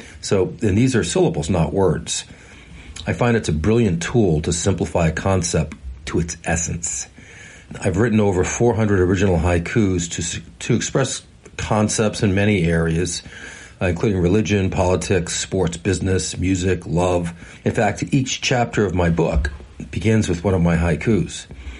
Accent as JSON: {"language": "English", "town": "Lunenburg", "region": "Massachusetts", "country": "United States", "tie": "born or raised there", "said": "I grew up in Lunenburg, Massachusetts, a sleepy little town first settled in 1718. It was surrounded by lots of other similarly small towns, farming towns."}